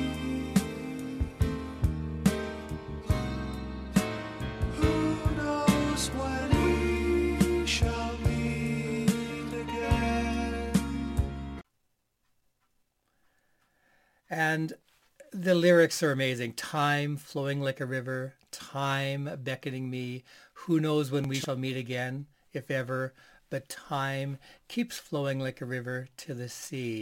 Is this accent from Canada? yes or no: yes; Canada; as a Canadian